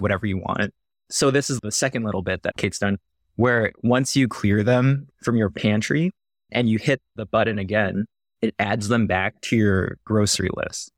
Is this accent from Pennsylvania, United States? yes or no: no; Northern California, United States; moved away as an adult; also born or lived in Philippines / Canada / San Diego / Omaha; now in Iowa, United States; I grew up, so specifically Northern California